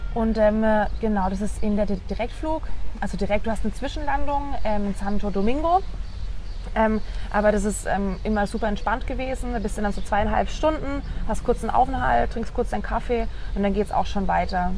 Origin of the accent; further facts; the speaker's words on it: Pforzheim, Baden-Württemberg, Germany; moved away; ich komme ursprünglich aus dem Süden von Deutschland, aus einer Stadt, die Pforzheim heißt, äh, zwischen Stuttgart und Karlsruhe